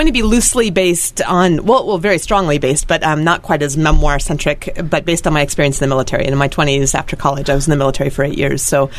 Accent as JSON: {"language": "English", "region": "Alaska", "country": "United States", "tie": "born or raised there", "also_born_or_lived": "North Carolina", "moved": "yes", "said": "So I grew up in Alaska"}